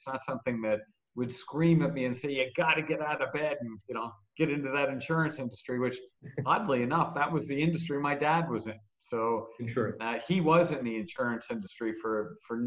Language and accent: English; Toronto, Ontario, Canada; moved away as an adult; now in Barcelona, Spain; I grew up in Toronto